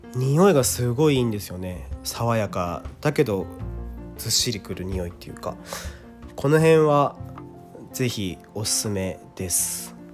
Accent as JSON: {"language": "Japanese", "town": "Kawasaki", "region": "Kanagawa", "country": "Japan", "tie": "born or raised there", "said": "僕の地元、まあ、駅が ジェイアール 南部線の鹿島田駅とか、横須賀線の新川崎駅っていうとこ、僕家近いんですけど"}